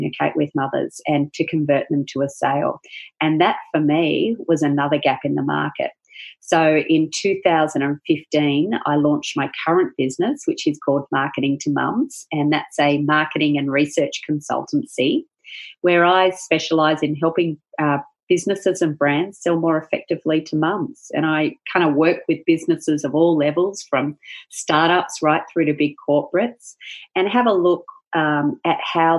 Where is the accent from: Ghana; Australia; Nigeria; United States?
Australia; Perth, Western Australia; moved away as an adult; also born or lived in Melbourne, Australia; we relocated from Melbourne to Perth, which is the other side of Australia, and that's originally where I'm from